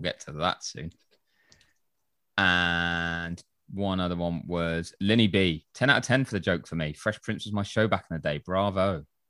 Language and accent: English; England, United Kingdom